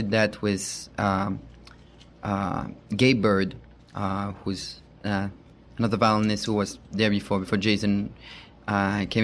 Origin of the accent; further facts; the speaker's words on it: Paris, Île-de-France, France; English is a second language; moved away as an adult; now in United States; I'm from France. Maybe you recognize my accent. Born and raised in Paris.